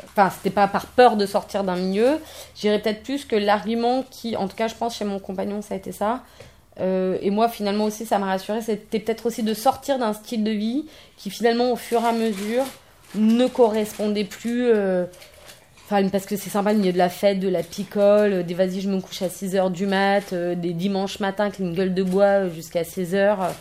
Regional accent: Paris, Île-de-France, France; je suis parisienne

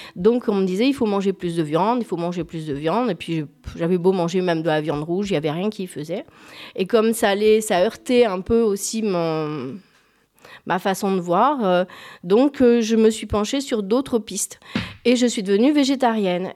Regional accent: Gers, Occitania, France; je suis du Gers

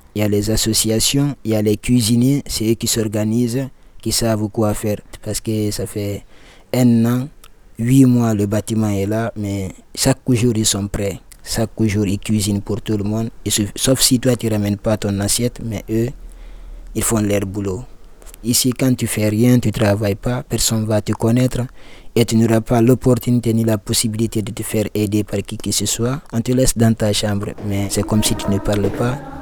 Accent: Guinea; moved away as an adult; also born or lived in Libya; now in Lyon, France; je viens de la Guinée-Conakry. Donc en un seul mot je suis guinéen

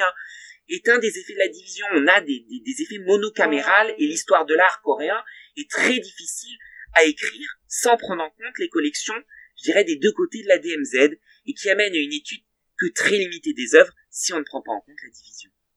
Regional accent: Val d'Oise, Île-de-France, France; dans le Val d'Oise, dont je suis originaire

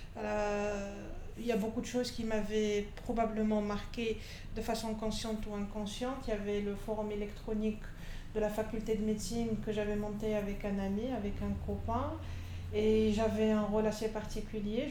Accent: Constantine, Constantine Province, Algeria; now in Algiers, Algeria; je suis pas originaire d'Alger, je suis de Constantine, c'est une ville de l'est du pays.

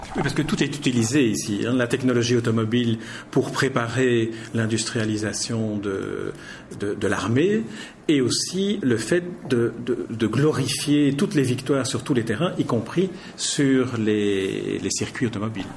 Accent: Belgium; on est belges tous les deux

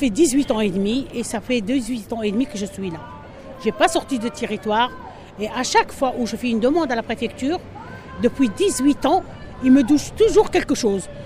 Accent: Algeria; moved away as an adult; now in France; je suis algérienne.

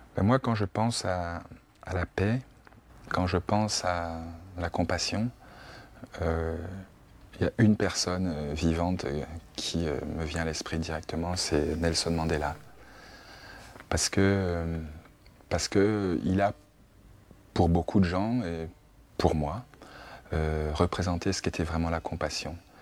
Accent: France; en tant que Français d'origine africaine

